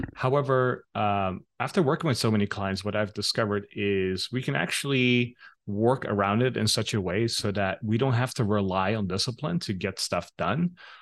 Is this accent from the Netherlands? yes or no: yes; Netherlands; moved away as an adult; also born or lived in Los Angeles, United States / Bangkok, Thailand; I grew up in the Netherlands